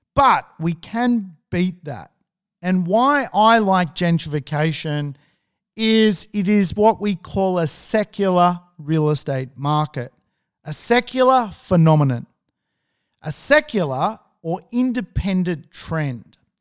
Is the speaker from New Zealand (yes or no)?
no; Sydney, New South Wales, Australia; I'm from Sydney.